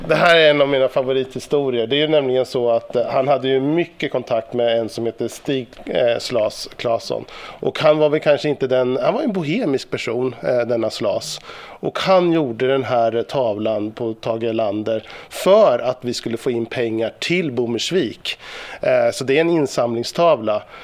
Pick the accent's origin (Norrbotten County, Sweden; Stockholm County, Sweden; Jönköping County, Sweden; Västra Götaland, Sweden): Stockholm County, Sweden; Sollentuna; Sollentuna arbetarkommun från- från- eller på, och det är där jag kommer ifrån. Och jag bor